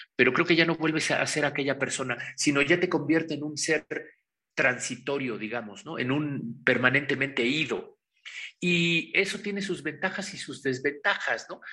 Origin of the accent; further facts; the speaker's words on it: Pahuatlán, Puebla, Mexico; moved away; also born or lived in Mexico City / Barcelona; vengo de la Sierra Norte del Estado de Puebla, de Pahuatlán, Puebla, el lugar donde está enterrado mi ombligo